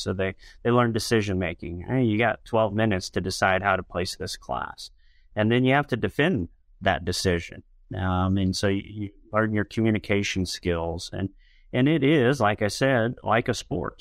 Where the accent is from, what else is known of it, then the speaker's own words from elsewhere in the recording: Western Illinois, United States; I grew up, uh, on a farm in Western Illinois.